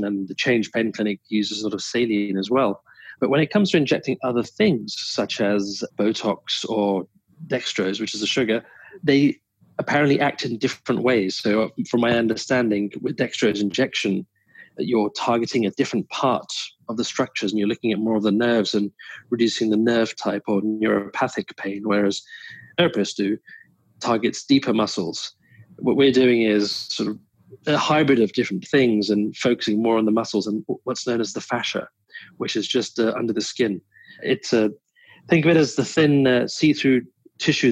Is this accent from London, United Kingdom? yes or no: yes; London, United Kingdom; moved away as an adult; also born or lived in Vancouver Island, Canada; now in Vancouver, Canada; Born and raised in London, England